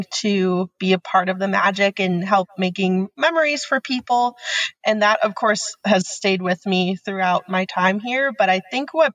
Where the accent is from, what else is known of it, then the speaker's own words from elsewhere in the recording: Pennsylvania, United States; moved away as an adult; now in Florida, United States; I am originally from Pennsylvania.